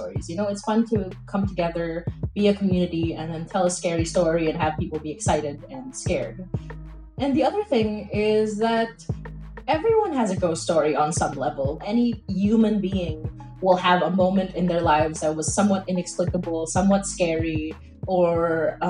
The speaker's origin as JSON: {"language": "English", "country": "Philippines", "moved": "yes", "said": "my identity as a Filipino"}